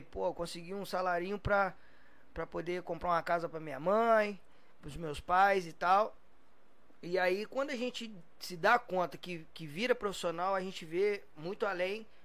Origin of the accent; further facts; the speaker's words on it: Volta Redonda, Rio de Janeiro, Brazil; Sou de Volta Redonda, comecei lá na base, né, no juvenil.